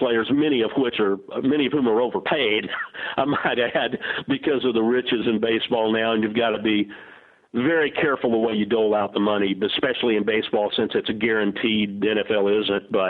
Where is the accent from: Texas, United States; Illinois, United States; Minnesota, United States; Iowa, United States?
Texas, United States; Arlington; also born or lived in Dallas, Texas; growing up in Arlington